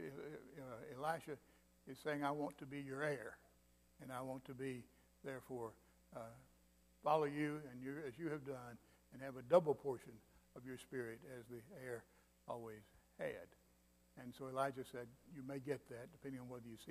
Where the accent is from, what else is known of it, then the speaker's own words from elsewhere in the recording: Mississippi, United States; also born or lived in Vicksburg, Mississippi / Kosciusko, Mississippi / Florence; now in Alabama, United States; I'm from Mississippi.